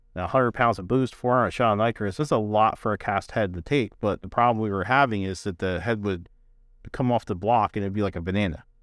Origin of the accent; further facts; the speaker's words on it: New Jersey, United States; I'm from Jersey